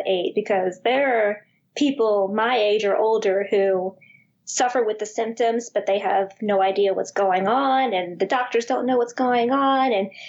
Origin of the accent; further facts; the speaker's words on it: Harvey, Louisiana, United States; accent: thick West Bank; My husband makes fun of my accent all the time. I grew up in Harvey, so he thinks I have a thick West Bank accent